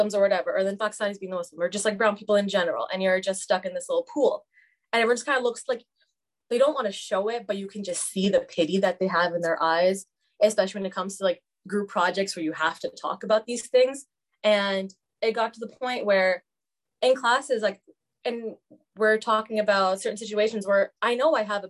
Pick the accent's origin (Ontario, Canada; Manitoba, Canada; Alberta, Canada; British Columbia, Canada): Alberta, Canada; Fort McMurray; moved away as an adult; now in Edmonton, Canada; I grew up in Fort Mac